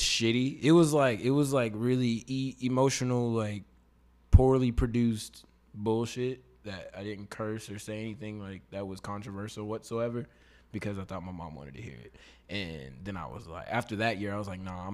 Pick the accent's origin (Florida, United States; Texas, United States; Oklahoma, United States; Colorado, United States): Texas, United States; Katy; also born or lived in Austin, Texas; I was born in Austin, but I grew up in Katy, so I'm from Katy, Texas